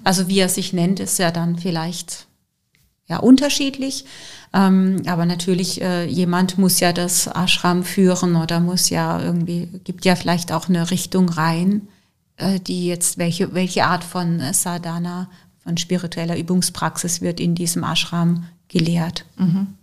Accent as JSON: {"language": "German", "country": "Germany", "said": "bei uns in Deutschland"}